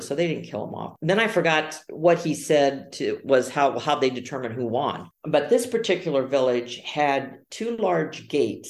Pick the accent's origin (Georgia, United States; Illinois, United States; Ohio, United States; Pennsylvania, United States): Ohio, United States; also born or lived in Arizona; now in Orte, Italy; I grew up in Ohio